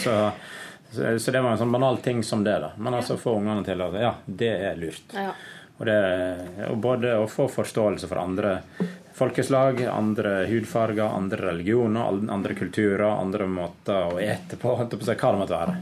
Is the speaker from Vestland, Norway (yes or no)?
yes; Naustdal, Vestland, Norway; now in Oslo, Norway; Jeg kommer fra Naustdal, en liten bygd på Vestlandet. Eh, der har jeg vokst opp med tre brødre og tre søstre.